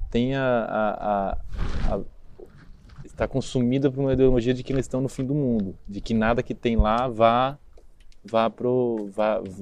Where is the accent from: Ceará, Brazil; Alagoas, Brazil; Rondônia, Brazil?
Rondônia, Brazil; Vilhena; born there; also born or lived in Campo Grande, Brazil / São Paulo, Brazil / Praia Grande, Brazil / Asunción, Paraguay; Bom, nasci em Vilhena, morei em Campo Grande, no Mato Grosso do Sul.